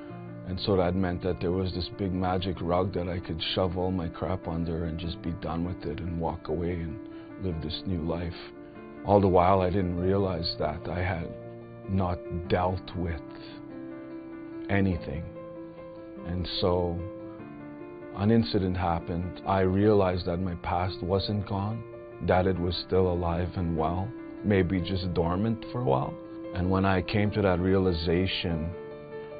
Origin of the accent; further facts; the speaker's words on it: Beauval, Saskatchewan, Canada; I'm from Beauval, Saskatchewan.